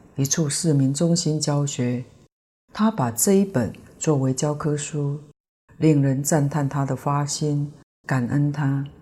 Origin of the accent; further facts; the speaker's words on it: Taiwan; 虽然书中的背景故事是我们台湾人。